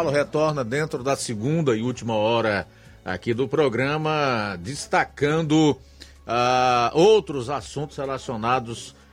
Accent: Nova Russas, Ceará, Brazil; aqui para nós que somos de Nova Russas

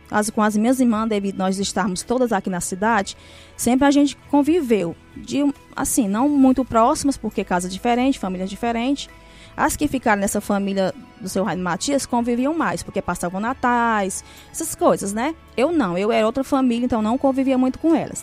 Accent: Nova Russas, Ceará, Brazil; also born or lived in Senador Catunda, Ceará; eu nasci é, em Catunda, Senador Catunda, é, numa localidade chamada Campinas

